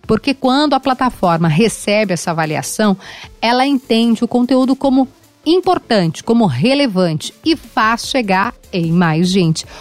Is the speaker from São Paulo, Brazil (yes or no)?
no; Rio Grande do Sul, Brazil; eu sou do Rio Grande do Sul